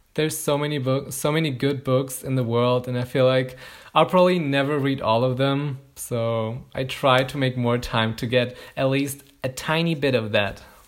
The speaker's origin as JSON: {"language": "English", "country": "Germany", "said": "I'm from Germany"}